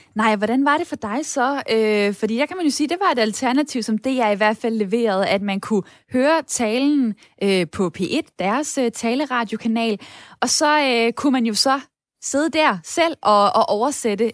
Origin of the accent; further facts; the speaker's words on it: Denmark; vi danskere